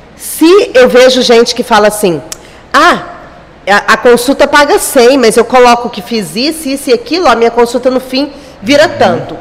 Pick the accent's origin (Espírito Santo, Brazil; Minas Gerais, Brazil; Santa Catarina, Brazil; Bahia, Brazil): Minas Gerais, Brazil; moved away as an adult; also born or lived in Uberlândia / Araguaína; now in Gurupi, Brazil; Como eu sou de Minas